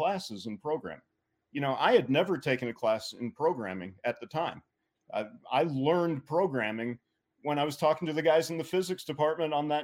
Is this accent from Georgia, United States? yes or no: yes; Atlanta, Georgia, United States; moved away; I grew up in Atlanta, Georgia.